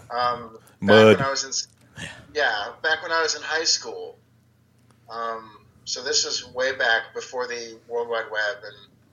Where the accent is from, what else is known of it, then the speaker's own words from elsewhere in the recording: United States; moved away as an adult; now in Sweden; we're Americans